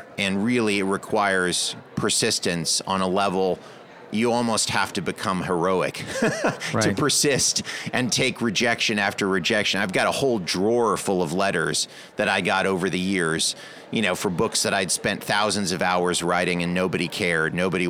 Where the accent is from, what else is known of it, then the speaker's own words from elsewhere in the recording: Salisbury, North Carolina, United States; she's from my hometown in Salisbury. And so Salisbury